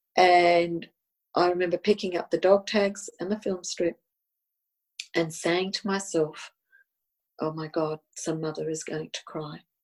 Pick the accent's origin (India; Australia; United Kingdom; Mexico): Australia; first language Italian; English is a second language; Italian was my first language, even though I was born here in Australia